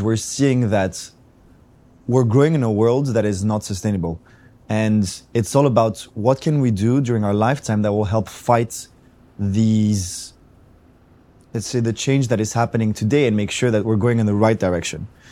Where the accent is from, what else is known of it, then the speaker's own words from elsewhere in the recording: Athens, Attica, Greece; I come from Greece, from Athens.